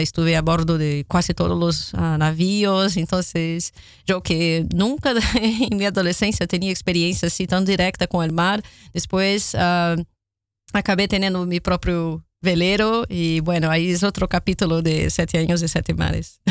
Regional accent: Rio de Janeiro, Brazil; Spanish is a second language; moved away; Río de Janeiro, como soy, de donde soy originalmente

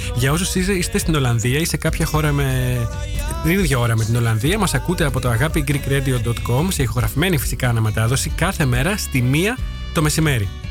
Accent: Veria, Central Macedonia, Greece; moved away as an adult; also born or lived in Heraklion, Greece; now in Netherlands; Γεννήθηκα και μεγάλωσα στη Βέρεια

